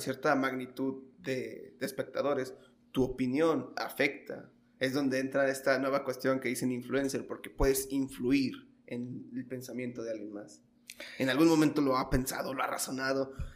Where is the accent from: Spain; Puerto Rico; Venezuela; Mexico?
Mexico; como buen mexicano